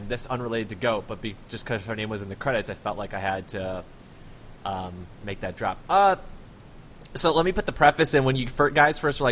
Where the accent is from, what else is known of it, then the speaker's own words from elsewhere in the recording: Chicago, Illinois, United States; I'm from the Chicago area